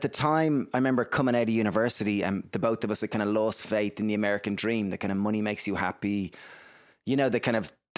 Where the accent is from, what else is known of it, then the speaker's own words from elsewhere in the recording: Greystones, Leinster, Ireland; So I guess we grew up in Greystones in Ireland. It's a small little town, about 20,000 people.